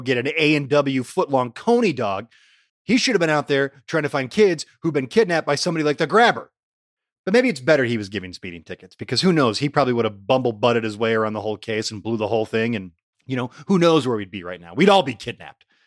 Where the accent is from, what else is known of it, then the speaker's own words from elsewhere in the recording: Allen Park, Michigan, United States; Growing up in Allen Park